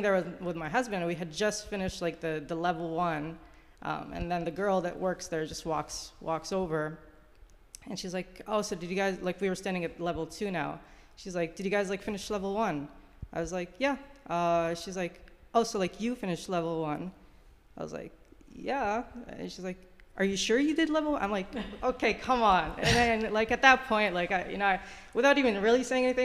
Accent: Egypt; moved away; I grew up in Egypt.

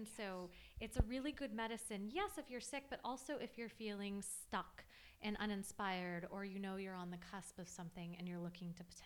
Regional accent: Los Angeles, California, United States; I grew up in Los Angeles

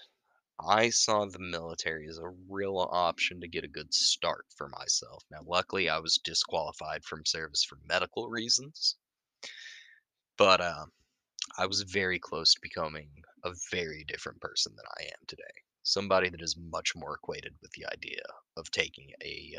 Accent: Deep South, United States; I was raised in the Deep South. I'm from a hunting community.

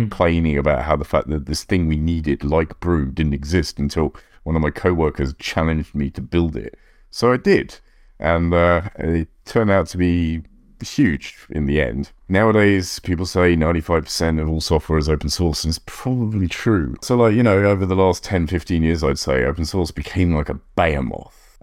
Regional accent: United Kingdom; now in United States; I live in America. I'm an American citizen, but obviously British originally

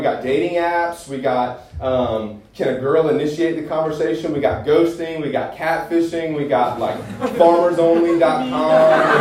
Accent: Greenville, South Carolina, United States; I'm from Greenville. I went to Clemson.

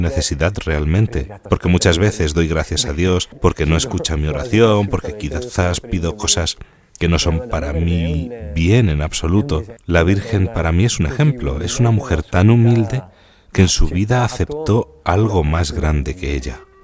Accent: Bedizzole, Lombardy, Italy; soy de Bedizzole, un pueblo de Brescia, a 10 kilómetros del lago de Garda

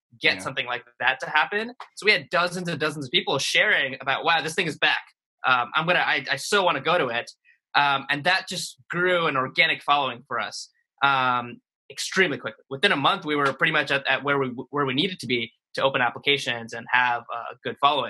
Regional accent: Jersey City, New Jersey, United States; also born or lived in India; I grew up in Jersey City, New Jersey, which is right across the river from New York

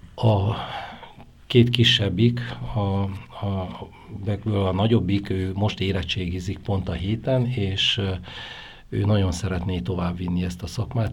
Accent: Oradea, Bihor County, Romania; now in Kisgyőr, Hungary; ahol én születtem Nagyváradon, ott nagyon sokan dolgoztak ebbe a szakmába

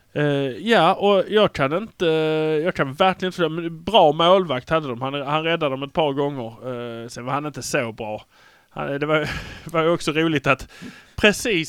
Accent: Malmö, Skåne, Sweden; vi har fördelen att vi är från Malmö

